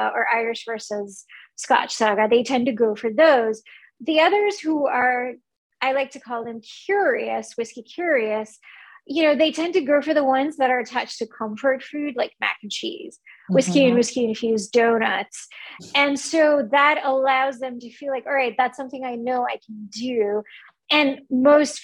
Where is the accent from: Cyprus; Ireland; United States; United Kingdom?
Cyprus; moved away; also born or lived in Kuwait / India; I was born in Kuwait in the Middle East, and I grew up on a Greek island, Cyprus, but we're Indian. My family is from India